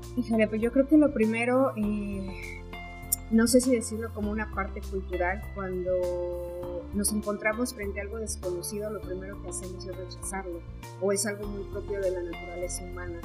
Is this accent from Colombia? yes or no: no; Mexico; como mexicanos